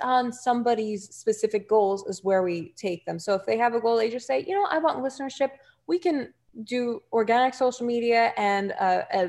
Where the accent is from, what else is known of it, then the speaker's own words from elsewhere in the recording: New Jersey, United States; accent: Jersey; my Jersey accent, I get more comments from people on my Jersey accent